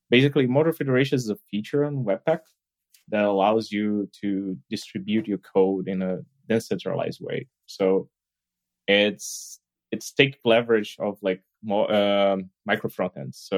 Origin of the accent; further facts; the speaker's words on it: Brazil; now in Berlin, Germany; So, as you know, like … I'm actually from Brazil, so I've been living here in like Berlin for quite a while now.